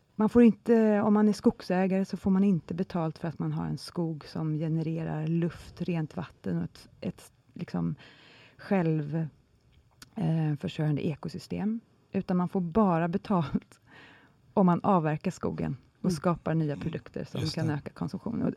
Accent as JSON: {"language": "Swedish", "country": "Sweden"}